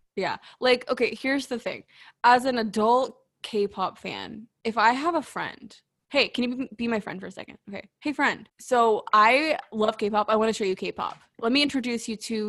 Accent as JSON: {"language": "English", "region": "Texas", "country": "United States", "said": "as a Texan"}